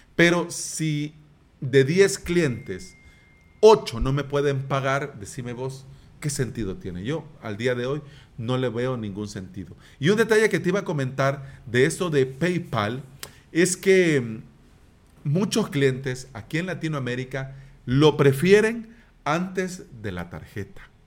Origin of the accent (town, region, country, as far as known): El Salvador